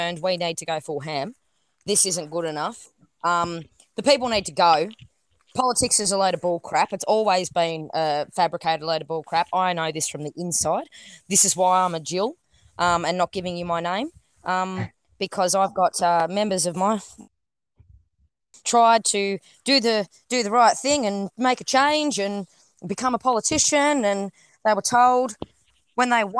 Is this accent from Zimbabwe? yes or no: no; Australia